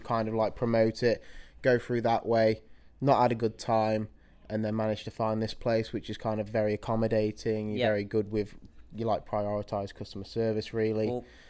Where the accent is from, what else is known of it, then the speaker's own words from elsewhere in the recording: Birmingham, West Midlands, United Kingdom; from Birmingham Way, 21 years old